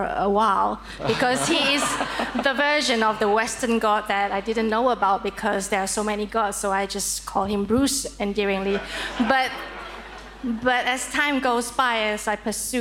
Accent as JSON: {"language": "English", "country": "Malaysia", "moved": "as an adult", "said": "I am from Malaysia originally, and I've lived here for 16 years"}